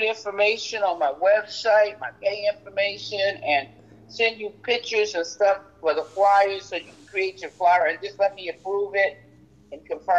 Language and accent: English; New York, United States; now in Las Vegas, United States; I'm from New York, but I live in Vegas, and Vegas is California time.